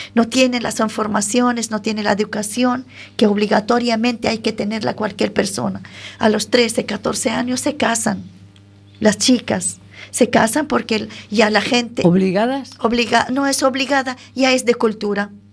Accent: Syria; Spanish is a second language; moved away as an adult; now in Galicia, Spain; Siria, que de donde yo vengo

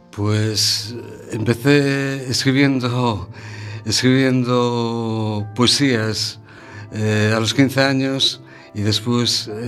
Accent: Galicia, Spain; first language Galician; Spanish is a second language; Quizá, aunque soy eh, gallego, eh, o sea, mi, mi, mi origen eh, hablando es el gallego, eh, me manejo mejor en castellano.

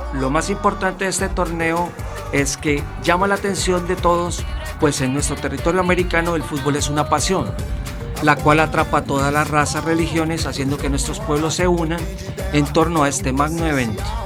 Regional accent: Colombia; now in Spain; soy colombiano

